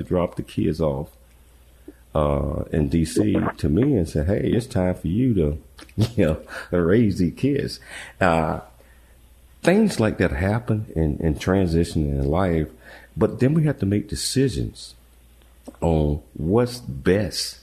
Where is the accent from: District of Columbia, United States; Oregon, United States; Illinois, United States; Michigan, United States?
District of Columbia, United States; Washington; moved away as an adult; now in Dallas, United States; from D.C. I never wanted to leave D.C.